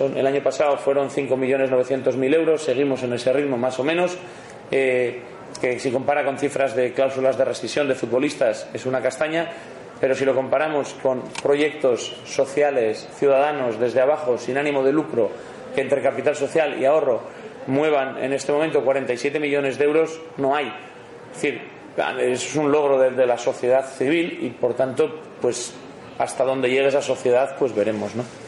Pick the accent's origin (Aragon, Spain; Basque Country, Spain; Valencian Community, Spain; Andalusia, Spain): Basque Country, Spain; Bilbao; yo soy de Bilbao, modesto y de Bilbao